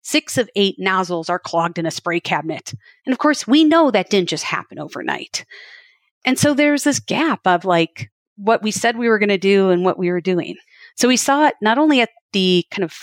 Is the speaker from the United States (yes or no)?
yes; Wisconsin, United States; I grew up milking cows in Wisconsin